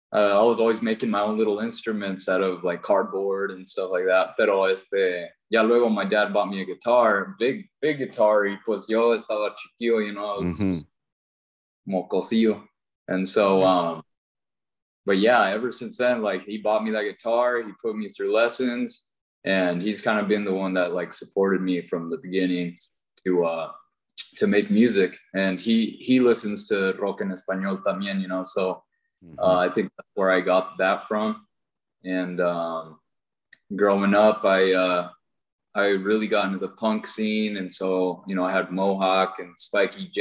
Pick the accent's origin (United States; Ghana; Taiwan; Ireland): United States; Wenatchee, Washington; I was born here in Wenatchee, Washington.